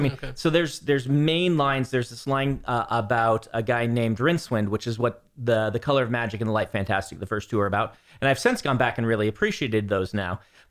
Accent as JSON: {"language": "English", "town": "Lincoln", "region": "Nebraska", "country": "United States", "tie": "born or raised there", "said": "When I grew up in Lincoln, Nebraska, which is very humid in the summers"}